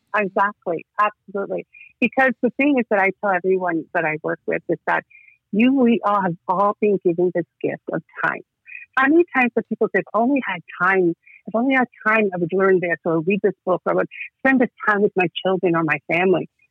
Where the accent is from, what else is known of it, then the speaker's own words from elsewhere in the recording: Toronto, Ontario, Canada; also born or lived in Georgia; So I live in Toronto, Ontario, Canada. I immigrated from Georgia, South of Russia, when I was four years old, and I've been living in Toronto ever since then